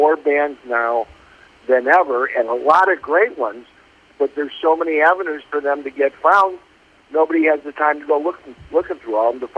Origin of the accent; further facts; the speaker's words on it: Chicago, Illinois, United States; I was in Chicago and grew up as a big, big sports fan.